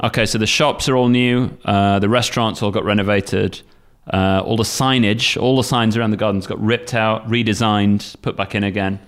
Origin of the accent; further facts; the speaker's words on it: Sheffield, Yorkshire and the Humber, United Kingdom; now in Kagoshima, Japan; I'm from Sheffield, Northern England